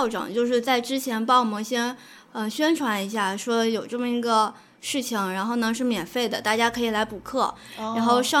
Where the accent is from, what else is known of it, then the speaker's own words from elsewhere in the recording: Hangzhou, Zhejiang, China; 我是来自杭州的，